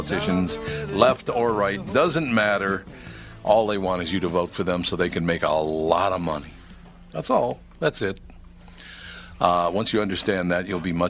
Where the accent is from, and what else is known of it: Minneapolis, Minnesota, United States; born or raised there